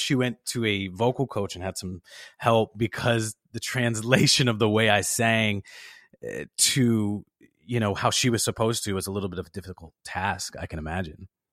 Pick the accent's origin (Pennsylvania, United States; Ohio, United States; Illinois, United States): Illinois, United States; Chicago; I was raised in the South Side of Chicago